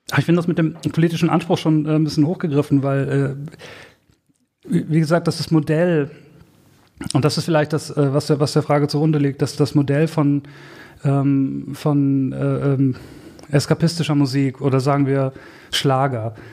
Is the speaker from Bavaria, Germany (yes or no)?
no; Herford, North Rhine-Westphalia, Germany; born there; bis Herford, der Ort, wo ich geboren bin, direkt nebenan ist Balzers-Ufflen